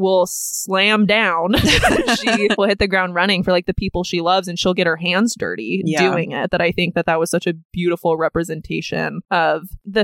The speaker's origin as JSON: {"language": "English", "town": "Oceanside", "region": "California", "country": "United States", "tie": "born or raised there", "said": "we grew up near the ocean"}